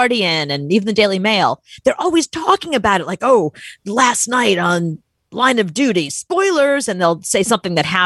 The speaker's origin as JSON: {"language": "English", "country": "United States", "said": "I'm American"}